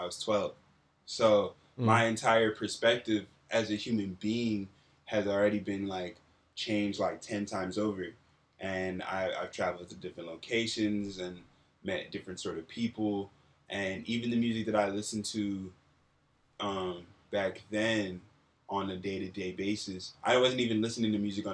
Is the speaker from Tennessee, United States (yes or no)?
no; New Jersey, United States; moved away as an adult; also born or lived in central Pennsylvania / Ghana (family); now in Los Angeles, United States; I've been in LA for on and off like 5 years. But I've mostly been in New Jersey, and I spent some time in central Pennsylvania